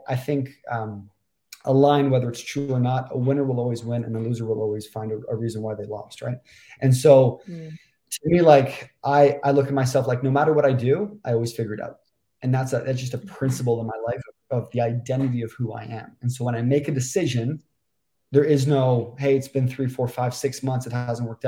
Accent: Toronto, Ontario, Canada; moved away as an adult; also born or lived in Vancouver; I'm from Toronto, Canada.

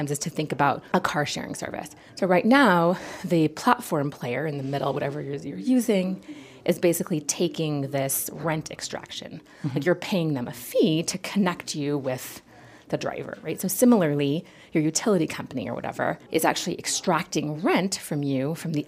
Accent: United States

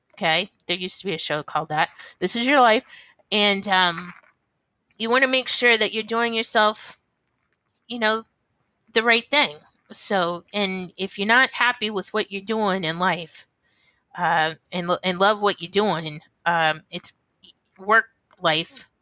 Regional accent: Ohio, United States; now in New Hampshire, United States; I was born in Ohio.

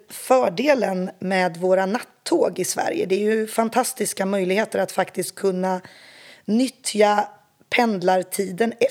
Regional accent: eastern Congo, DR Congo; Jag är ju uppväxt som barn i östra Kongo och kan inte tänka mig ett rikare sätt att få växa upp som barn.

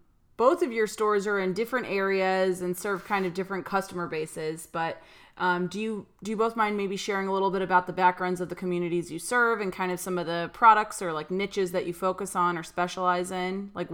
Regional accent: Illinois, United States; I'm from Illinois

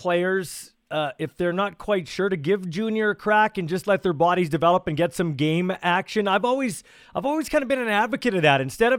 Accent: Canada; As a Canadian guy, there's been lots of talk of the XFL, CFL

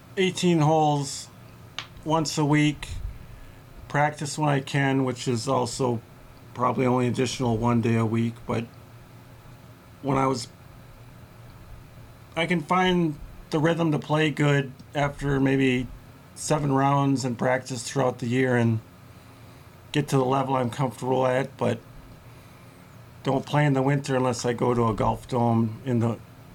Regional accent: Minneapolis, Minnesota, United States; It's nice. I was born in 1974. I graduated from Washburn High School. I was in a nice part of town there.

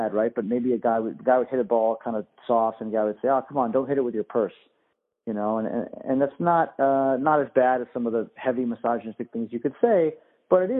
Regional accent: Northeast, United States; I'm from the Northeast, so I'm kind of back home

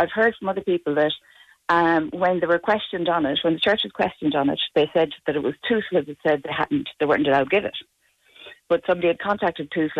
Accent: Tuam, Connacht, Ireland; also born or lived in Dublin; I got baptised once up in Dublin, and my parents got me a blessing down here in Tuam

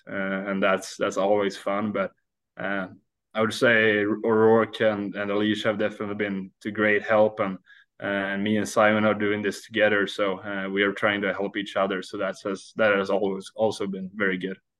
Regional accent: Sweden; English is a second language; moved away as an adult; now in Iowa, United States

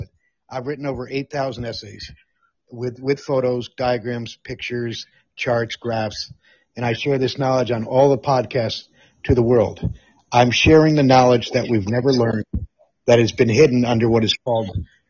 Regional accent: Netherlands; moved away; I grew up in the Netherlands. I consider Europe my home. I am 50% Scottish and 50% British.

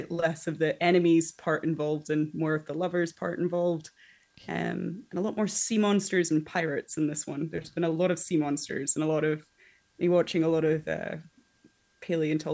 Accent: Scotland, United Kingdom; I am from Scotland

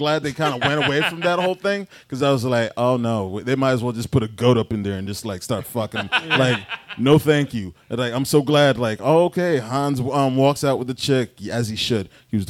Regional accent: New York City, New York, United States; I'm born and raised in Brooklyn.

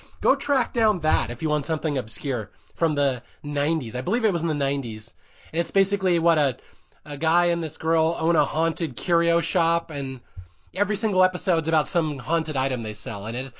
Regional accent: Seattle, Washington, United States; I used to be in marching band in high school. I grew up in Seattle. I was in marching band.

